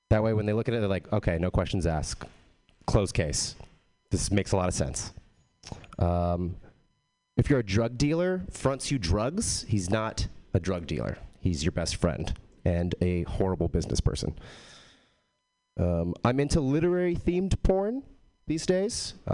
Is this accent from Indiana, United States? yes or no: no; Texas, United States; I am from Texas but I don't have a Texas accent.